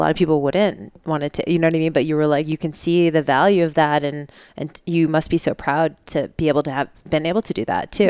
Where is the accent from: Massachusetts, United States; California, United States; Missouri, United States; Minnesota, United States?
Massachusetts, United States; Boston; I grew up in Boston